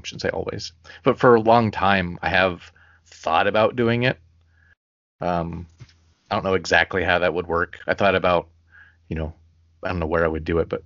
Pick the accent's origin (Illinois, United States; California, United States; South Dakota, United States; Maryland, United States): Illinois, United States; I'm from Illinois